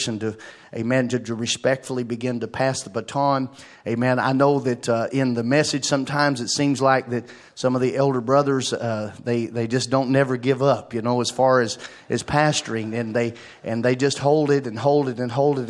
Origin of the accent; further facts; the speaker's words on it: Arkansas, United States; moved away as an adult; now in Bluffton, United States; I moved from Arkansas to Ohio, away from my family and my home and everything that I knew